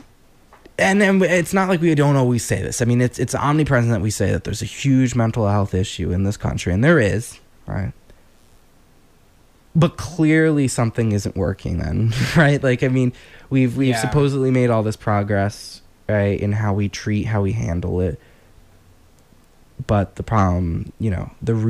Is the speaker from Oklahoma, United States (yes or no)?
no; New Jersey, United States; now in Maine, United States; I grew up in Jersey